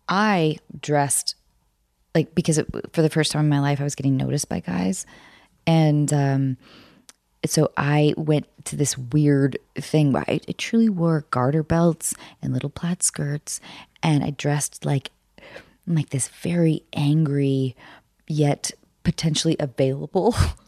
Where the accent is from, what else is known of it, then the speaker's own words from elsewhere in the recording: Seattle, Washington, United States; moved away as an adult; now in Hollywood, United States; I grew up in Seattle.